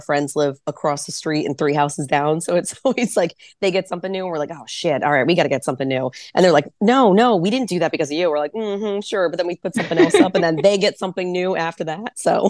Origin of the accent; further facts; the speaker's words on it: New Jersey, United States; moved away; I'm from New Jersey originally